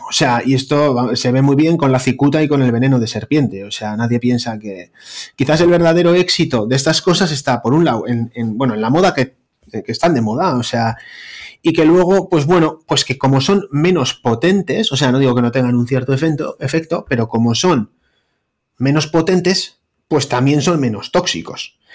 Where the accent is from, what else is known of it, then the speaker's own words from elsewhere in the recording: Bilbao, Basque Country, Spain; un panchito de Bilbao, cardiólogo